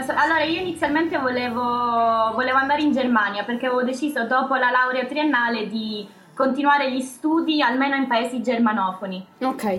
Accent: Catania, Sicily, Italy; moved away as an adult; now in Graz, Austria; Io sono di Catania

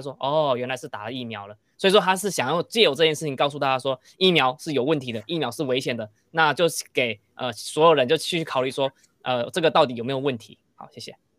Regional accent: Taiwan; 我们台湾人

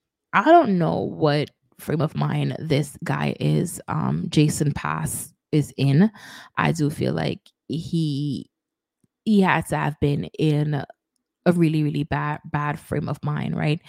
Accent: New York City, New York, United States; my hometown, New York

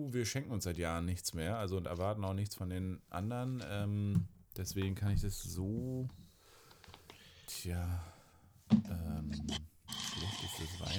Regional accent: East Germany, Germany; Ich glaube, wir sind beide im Osten aufgewachsen.

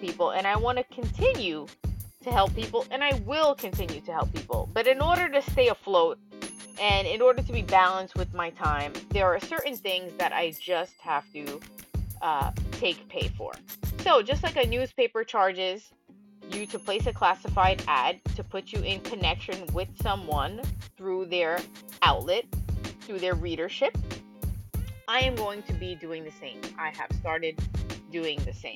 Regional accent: New York City, New York, United States; I grew up in New York City

